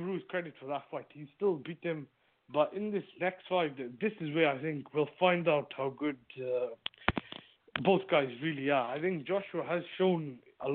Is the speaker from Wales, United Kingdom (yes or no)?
yes; Cardiff, Wales, United Kingdom; my hometown